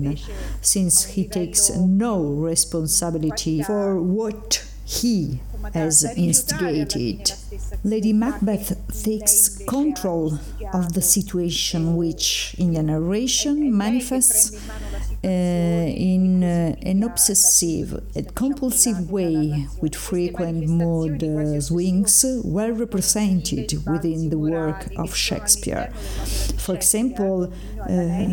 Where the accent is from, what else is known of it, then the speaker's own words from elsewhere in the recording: L'Aquila, Abruzzo, Italy; recorded by me in my hometown L'Aquila